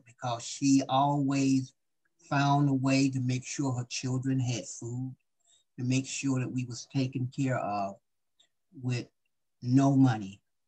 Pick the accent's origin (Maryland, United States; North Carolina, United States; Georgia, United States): Georgia, United States; Stockbridge; born there; Stockbridge. I was born in Stockbridge, which is close to Atlanta.